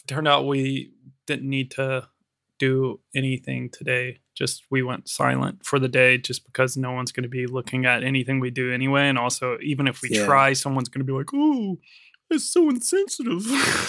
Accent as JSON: {"language": "English", "country": "United States", "said": "I'm American. I'm a real American."}